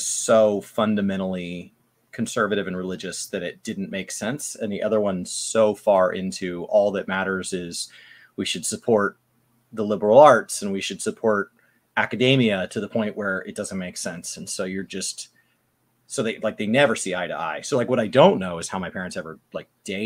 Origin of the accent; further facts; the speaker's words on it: Dallas, Texas, United States; I was born and raised in and around Dallas